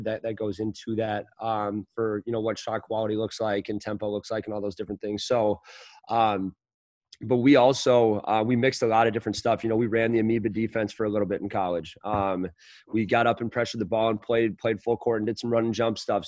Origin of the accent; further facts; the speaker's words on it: St. Paul, Minnesota, United States; I grew up in St. Paul in Highland Park